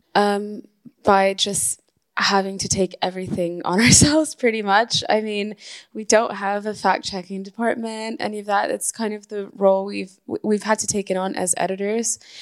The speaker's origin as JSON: {"language": "English", "town": "Caracas", "region": "Capital District", "country": "Venezuela", "tie": "born or raised there", "moved": "as an adult", "lives_now": "United Kingdom", "said": "I was born and raised in Venezuela, which is where I'm from. I moved to the UK when I was 18 to study"}